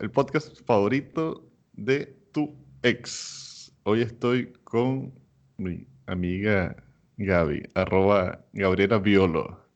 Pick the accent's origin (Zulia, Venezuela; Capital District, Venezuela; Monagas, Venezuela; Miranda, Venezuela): Monagas, Venezuela; Maturín; moved away as an adult; now in United States